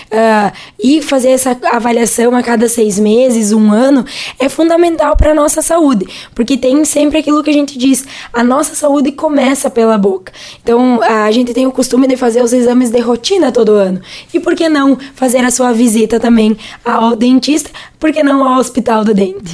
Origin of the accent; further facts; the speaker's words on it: Rodeio Bonito and Cerro Grande, Rio Grande do Sul, Brazil; moved away as an adult; also born or lived in Frederico Westphalen; now in Venâncio Aires, Brazil; nós somos de duas cidades bem pequenininhas lá do interior, que é Rodeio Bonito e Cerro Grande também